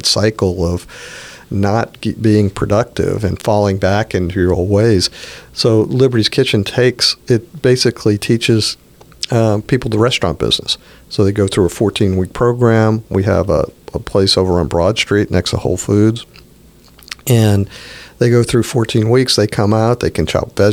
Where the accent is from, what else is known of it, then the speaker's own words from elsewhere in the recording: New Orleans, Louisiana, United States; moved away as an adult; also born or lived in Houston / Nashville / Cleveland / Chicago; both of my kids were born in New Orleans, and they both went to my old high school